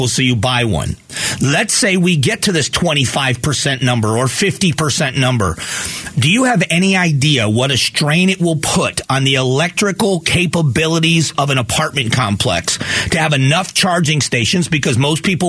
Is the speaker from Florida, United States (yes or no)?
yes; Florida, United States; now in Arizona, United States; I grew up in Florida, and the other time I've lived here in Arizona